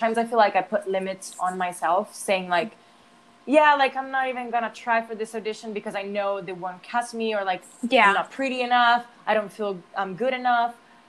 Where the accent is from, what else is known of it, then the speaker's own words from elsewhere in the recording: United States; accent: American; I'm a little scared of learning it because I'm also scared of losing my American accent